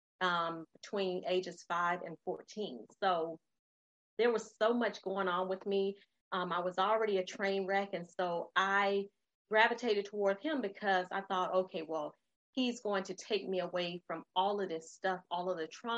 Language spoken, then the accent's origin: English; Florida, United States; moved away as an adult; also born or lived in North Carolina; I grew up in Florida, but we went to North Carolina